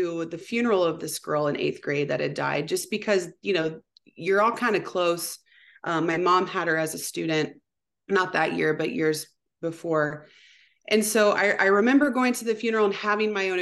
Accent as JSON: {"language": "English", "town": "Anderson", "country": "United States", "tie": "born or raised there", "said": "I grew up in Anderson"}